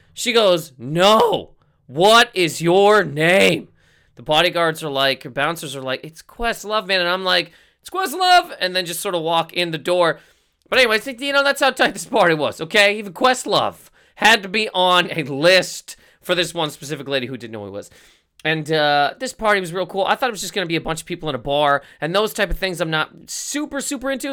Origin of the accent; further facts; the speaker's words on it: Canada; we are both from Canada